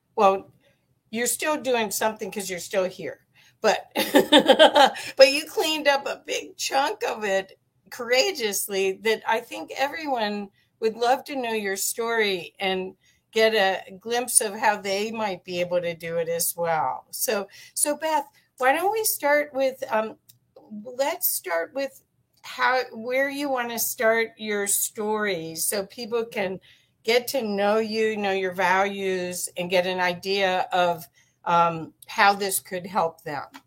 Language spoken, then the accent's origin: English; Cincinnati, Ohio, United States; moved away; I grew up in Cincinnati, Ohio